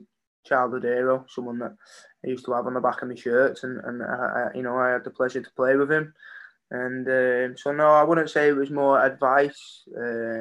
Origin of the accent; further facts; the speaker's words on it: Warrington, North West England, United Kingdom; I've played for my hometown, I've represented my hometown